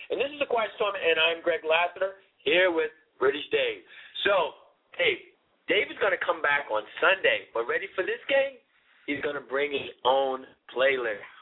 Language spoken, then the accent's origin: English; United States; as as Americans, we say football as American football.